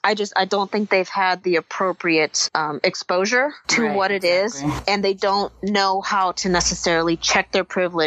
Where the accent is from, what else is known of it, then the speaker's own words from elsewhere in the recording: Southern California, United States; moved away; also born or lived in Washington D.C. area; I grew up in Southern California too.